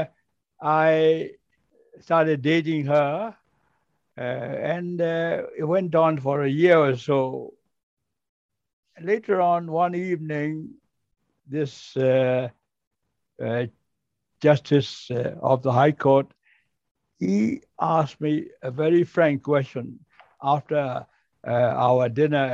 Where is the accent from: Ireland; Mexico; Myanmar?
Myanmar; moved away as an adult; also born or lived in Singapore; the first Burmese harbor pilot in the port of Rangoon